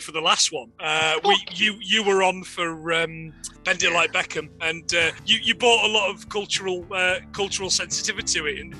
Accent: Nottingham, East Midlands, United Kingdom; now in Carlisle, United Kingdom; I'm from Nottingham, I live in Carlisle.

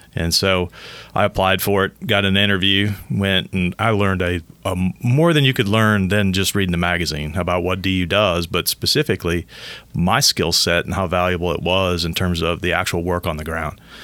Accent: Southeast Michigan, United States; growing up in Michigan, Southeast Michigan

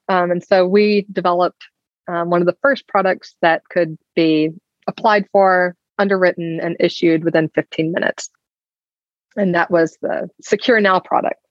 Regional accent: Alabama, United States; I grew up in Alabama

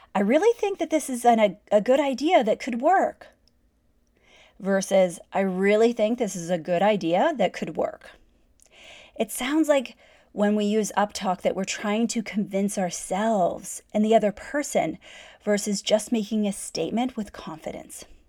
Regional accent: Canada; I'm Canadian

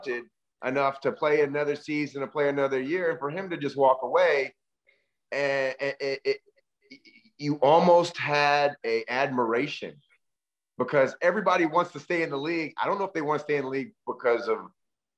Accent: Berkeley, California, United States; I grew up in Berkeley, California

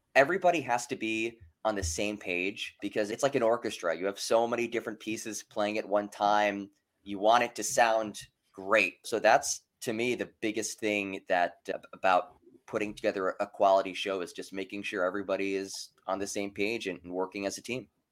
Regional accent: Penn State, Pennsylvania, United States; growing up around Penn State and watching Penn State football

